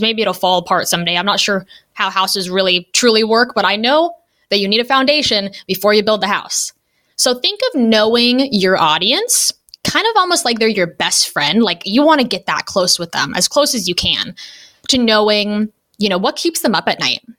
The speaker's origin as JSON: {"language": "English", "town": "Los Angeles", "region": "California", "country": "United States", "moved": "as an adult", "lives_now": "Ohio, United States", "said": "I am from Los Angeles originally, but I now live in a small town in Ohio"}